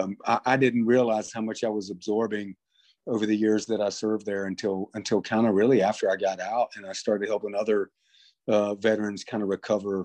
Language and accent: English; North Carolina, United States; I'm from North Carolina, and tobacco is a big crop here.